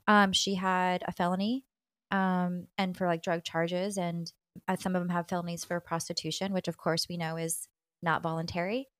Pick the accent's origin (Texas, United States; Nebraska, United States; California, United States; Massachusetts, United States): Texas, United States; especially as a Texan